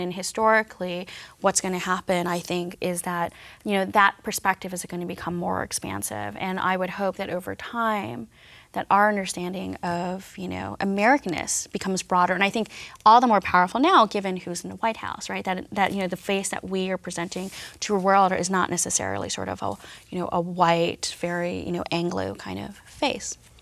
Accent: New York City, New York, United States; I was born and raised in New York City and I live here now

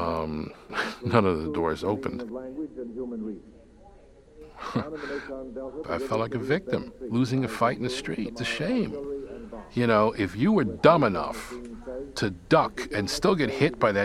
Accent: New York City, New York, United States; I come from the East New York section of Brooklyn. One of my most vivid memories of growing up there

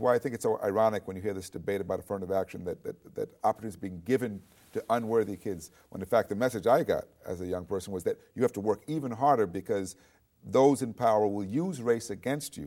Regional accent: New York City, New York, United States; I grew up in New York City

